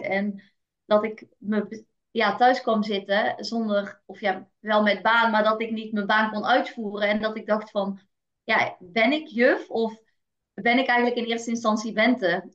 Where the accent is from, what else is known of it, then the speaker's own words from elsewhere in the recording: North Brabant, Netherlands; Ik ben geboren in een eh, heel nuchter Brabants gezin